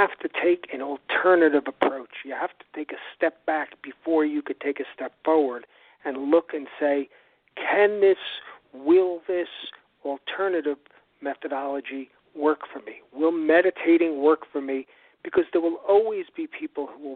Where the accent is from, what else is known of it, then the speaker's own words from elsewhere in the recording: New York City, New York, United States; also born or lived in Long Island, New York; I was raised on the North Shore of Long Island and in New York City